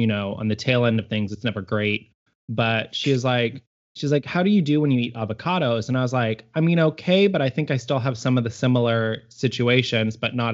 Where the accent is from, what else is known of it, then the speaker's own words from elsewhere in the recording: Harper, Texas, United States; in my hometown. If you're ever driving through Harper, Texas